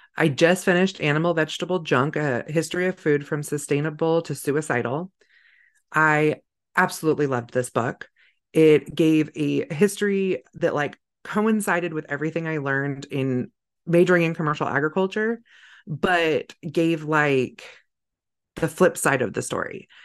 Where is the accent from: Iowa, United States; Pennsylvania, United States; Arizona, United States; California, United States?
California, United States; now in Idaho, United States; I grew up in California, but it was a very rural part of California